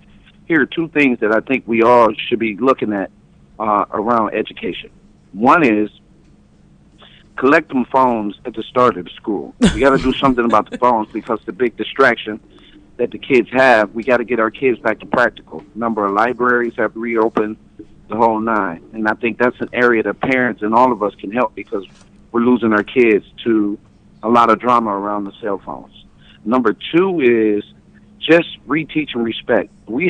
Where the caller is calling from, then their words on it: Detroit, Michigan, United States; I'm calling from Detroit, Michigan